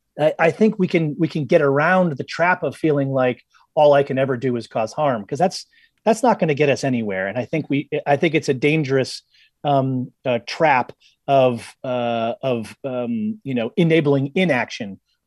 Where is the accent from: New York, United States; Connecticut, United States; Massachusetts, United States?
Massachusetts, United States; Boston; And one night, I'm bombing down Route 1 South near where I grew up in outside of Boston.